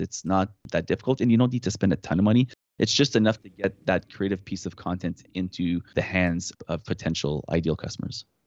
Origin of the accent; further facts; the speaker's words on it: Canada; accent: French Canadian; I'm French Canadian